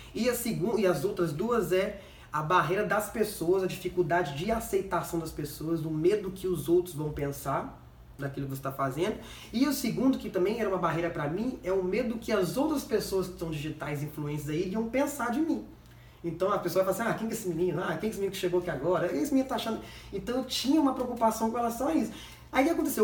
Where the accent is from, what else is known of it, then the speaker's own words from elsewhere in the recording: Vitória, Espírito Santo, Brazil; also born or lived in Belo Horizonte / Curitiba; eu sou de Vitória